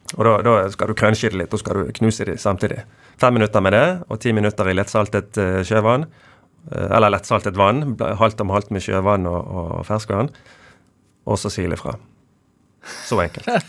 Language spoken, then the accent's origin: Norwegian; Bergen, Vestland, Norway; Nordåsvannet der jeg vokste opp